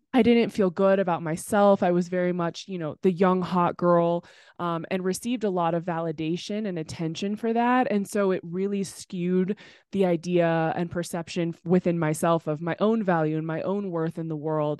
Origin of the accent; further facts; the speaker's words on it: Temecula, California, United States; also born or lived in Los Angeles; I grew up in Temecula, California